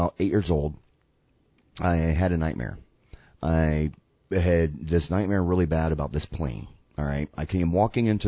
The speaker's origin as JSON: {"language": "English", "region": "the South", "country": "United States", "said": "we are white and from the South"}